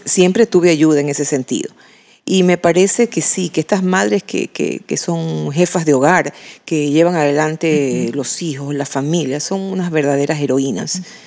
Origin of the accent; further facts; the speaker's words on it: Machala, El Oro, Ecuador; en mi casa en Machala, de donde yo soy, con mis padres